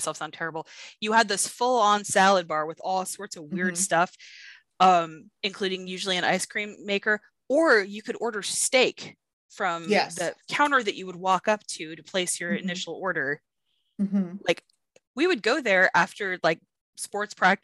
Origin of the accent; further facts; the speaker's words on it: California, United States; being a Californian